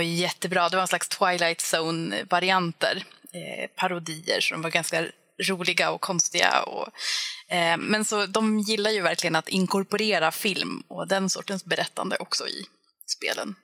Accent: Finland; now in Sweden

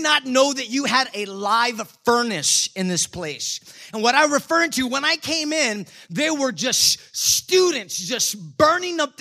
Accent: San Antonio, Texas, United States; I'm from San Antonio

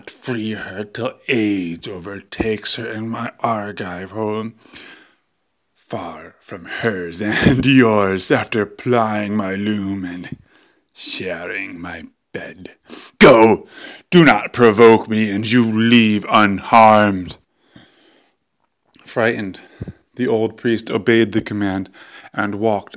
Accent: United States; now in Europe; I like being an American in Europe

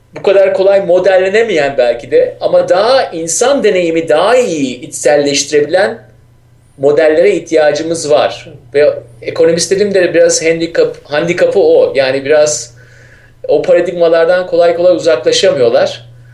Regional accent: Istanbul, Turkey; ben İstanbul'luyum

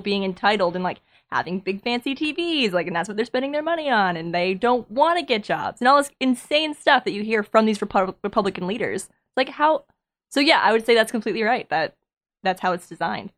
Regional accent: New Hampshire, United States; moved away; I'm from New Hampshire

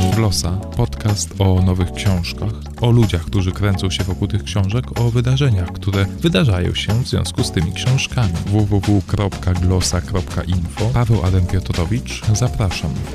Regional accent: Poland; moved away as an adult; also born or lived in England; now in United Kingdom; jestem e, z Polski, mm, ale teraz e, mieszkam w, UK, e, w Anglii

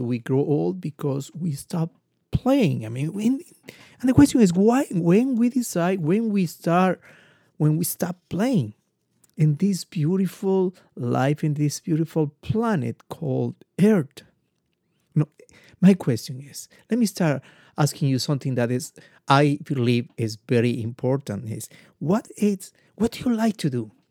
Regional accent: Ecuador; I'm come from Ecuador.

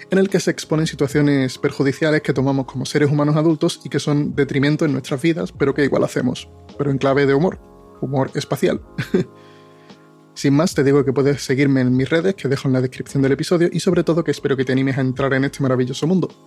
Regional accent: Andalusia, Spain; also born or lived in Dominican Republic; soy dominicano o español, o dominiñol o españicano, no está muy claro aún, pero que soy 50% dominicano, 50% español, muy andaluz y 100% crisis de identidad

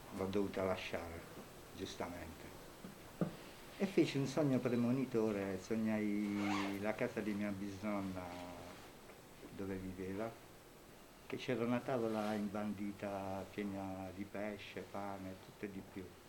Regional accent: Matera, Basilicata, Italy; moved away as an adult; now in Cirigliano, Italy; io vengo da Matera, sono nato a Matera

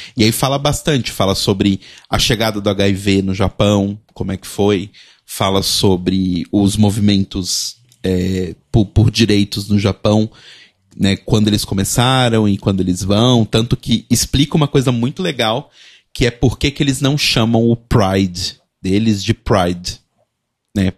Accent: Belo Horizonte, Minas Gerais, Brazil; em BH, por exemplo, minha cidade natal

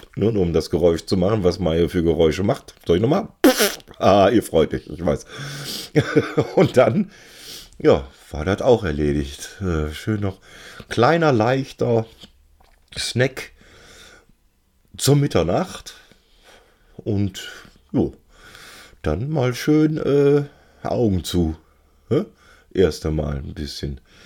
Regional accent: Cologne, North Rhine-Westphalia, Germany; also born or lived in Bielstein; als Kölner

